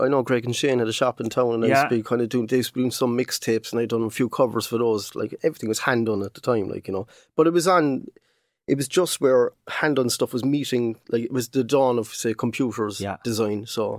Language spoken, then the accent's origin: English; Cork, County Cork, Ireland; I was born up in, actually I was born in Shandon Street.